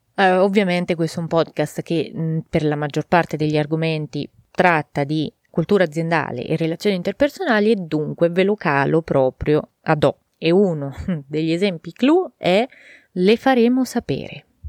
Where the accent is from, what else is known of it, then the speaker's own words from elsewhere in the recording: Italy; il mio paese